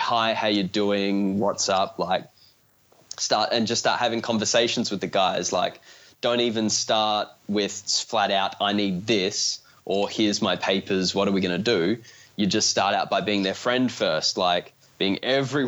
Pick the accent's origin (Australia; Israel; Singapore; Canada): Australia; I'm from Australia